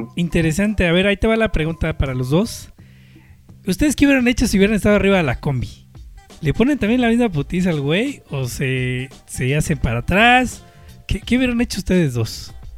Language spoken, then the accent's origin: Spanish; Mexico; uno como mexicano